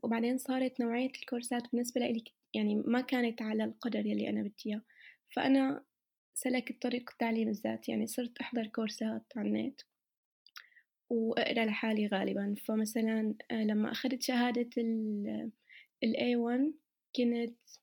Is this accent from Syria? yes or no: yes; Syria; now in Germany; من سوريا